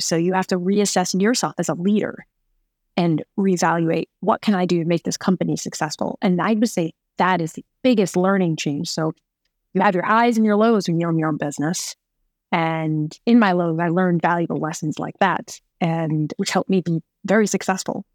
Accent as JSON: {"language": "English", "region": "New York", "country": "United States", "also_born_or_lived": "Phoenix", "moved": "as an adult", "said": "I'm a New Yorker"}